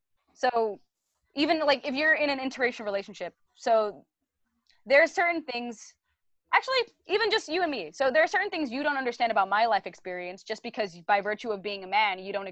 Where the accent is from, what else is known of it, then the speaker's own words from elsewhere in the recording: Brooklyn, New York, United States; I grew up in East New York, Brooklyn, right? So I speak a certain way. My accent is a certain way.